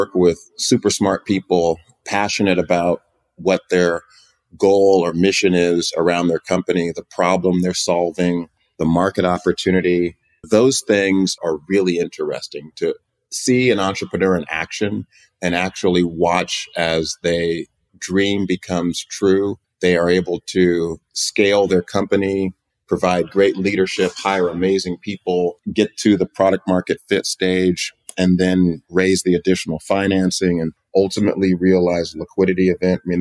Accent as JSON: {"language": "English", "town": "Oakland", "region": "California", "country": "United States", "tie": "born or raised there", "also_born_or_lived": "Virginia", "said": "I was born in Oakland and went to Hampton University, a historically black college in Virginia, came back to the Bay"}